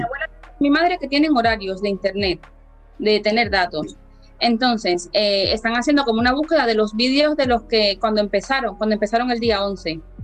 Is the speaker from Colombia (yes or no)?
no; Havana, Cuba; moved away as an adult; now in Burguillos, Spain; soy cubana, nacida en La Habana y llevo aquí 13 años